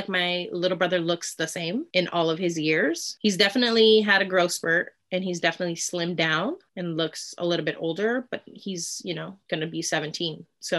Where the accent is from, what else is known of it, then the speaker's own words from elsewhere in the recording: United States; I'm Mexican American. I'm from here.